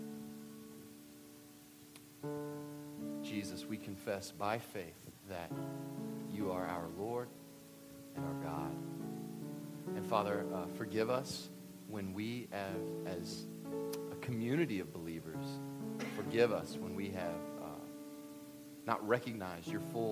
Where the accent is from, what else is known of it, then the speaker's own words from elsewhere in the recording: Kentucky, United States; I'm from Kentucky.